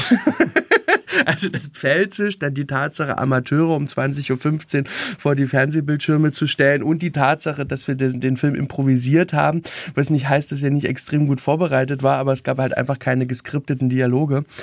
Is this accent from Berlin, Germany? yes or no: yes; Berlin, Germany; born there; Also meine ganze Familie kommt aus Sachsen, meine Schwestern und ich, wir sind die erste Generation am Berlin geborenen.